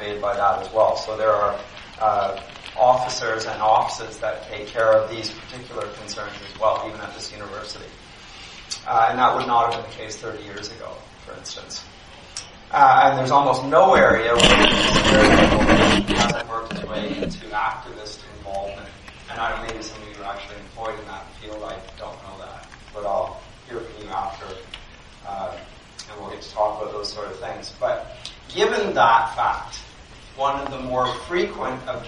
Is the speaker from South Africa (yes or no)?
no; Canada; I grew up in Canada